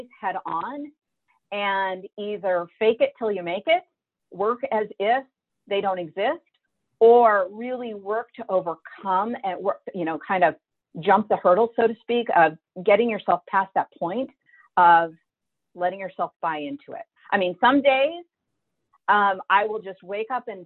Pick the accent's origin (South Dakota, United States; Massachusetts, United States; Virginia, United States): South Dakota, United States; now in Bellevue, United States; I grew up in South Dakota, in the center of wheat fields.